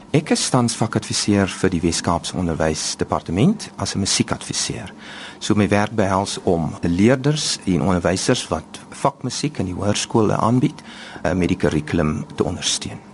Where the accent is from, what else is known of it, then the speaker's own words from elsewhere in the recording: Oudtshoorn, Western Cape, South Africa; ek is gebore in Oudtshoorn